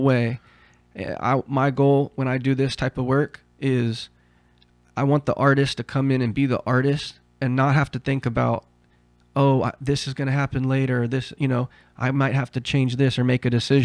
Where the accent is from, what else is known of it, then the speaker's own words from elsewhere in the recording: Southern Oregon, United States; also born or lived in Heidelberg, Germany; since I was grow, growing up in Southern Oregon